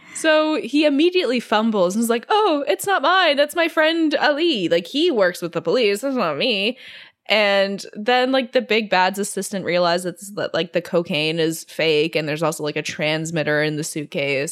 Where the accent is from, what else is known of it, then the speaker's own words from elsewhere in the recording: Singapore; I grew up in Singapore